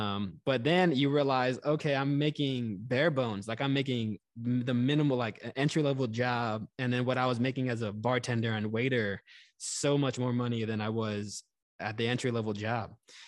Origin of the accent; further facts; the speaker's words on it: Texas, United States; moved away as an adult; I grew up in Texas, went to school out of state.